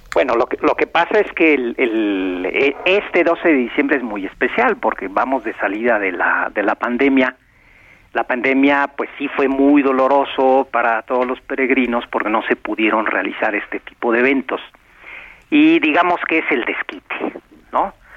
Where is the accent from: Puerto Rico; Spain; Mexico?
Mexico